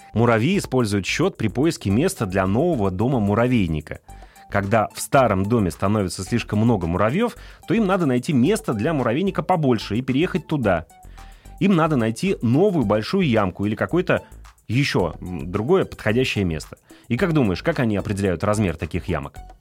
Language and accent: Russian; Ufa, Bashkortostan, Russia; я сам родом из Уфы, и у нас там есть знаменитый башкирский мед